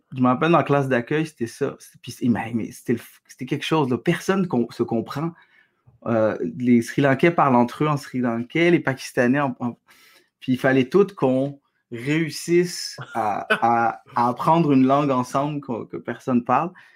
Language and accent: French; Quebec, Canada; also born or lived in Algeria; je suis québécois